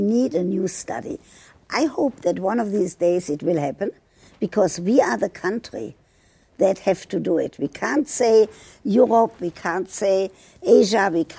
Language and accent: English; United States; I'm an American. I vote every year, every opportunity I get.